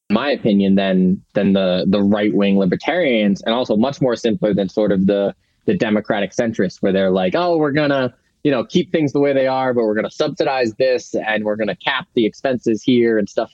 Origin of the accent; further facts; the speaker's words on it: Massachusetts, United States; moved away; I'm originally from Massachusetts